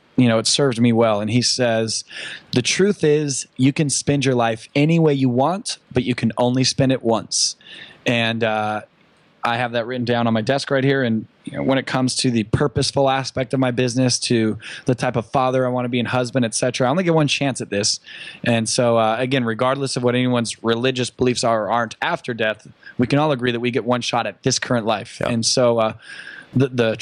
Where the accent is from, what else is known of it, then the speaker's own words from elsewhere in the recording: Newport Beach, California, United States; I live in Orange County, California. I was born in Newport Beach. So I was, you know, on the sand, born and raised.